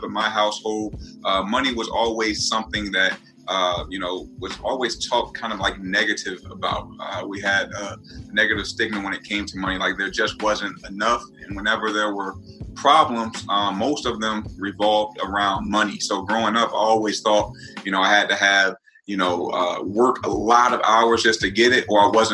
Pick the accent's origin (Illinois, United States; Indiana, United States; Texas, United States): Indiana, United States; Northwest; I'm from Northwest Indiana